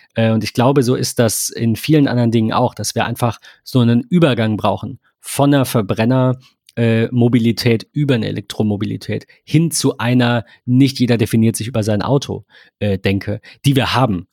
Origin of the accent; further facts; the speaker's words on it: Germany; ich bin Deutscher und ich spreche Deutsch